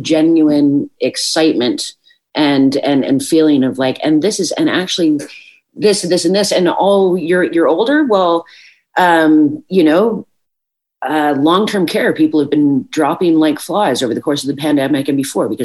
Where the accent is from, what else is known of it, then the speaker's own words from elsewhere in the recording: Newfoundland and Labrador, Canada; as a Newfoundlander